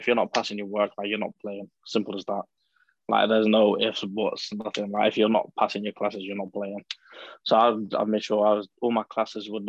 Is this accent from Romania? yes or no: no; United Kingdom; moved away as an adult; also born or lived in United States; I'm British